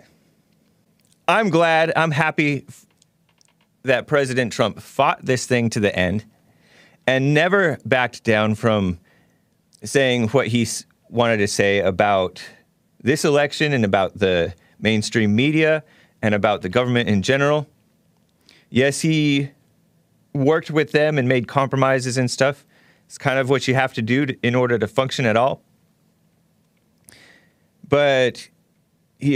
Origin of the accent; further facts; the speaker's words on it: United States; I'm American